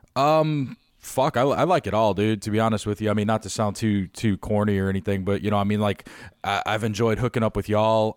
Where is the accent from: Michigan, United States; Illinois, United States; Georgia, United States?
Illinois, United States; Chicago; now in Tampa Bay, United States; I'm from Chicago